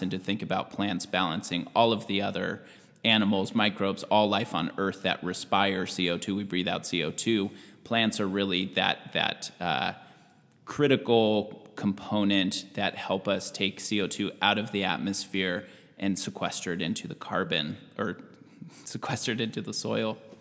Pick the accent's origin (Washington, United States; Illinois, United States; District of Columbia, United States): Washington, United States; moved away as an adult; also born or lived in California; now in Southern Oregon, United States; I grew up in Washington State. My whole upbringing through college was in Washington.